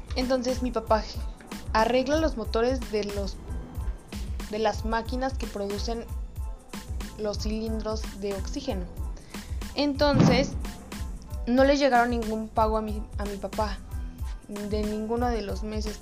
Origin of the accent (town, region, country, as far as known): Mexico